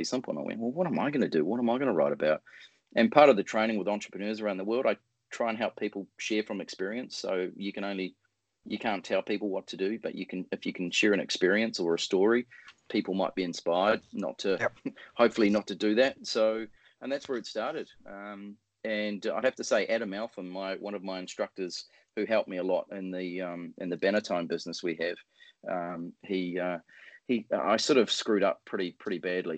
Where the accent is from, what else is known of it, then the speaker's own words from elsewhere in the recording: New Zealand; being a Kiwi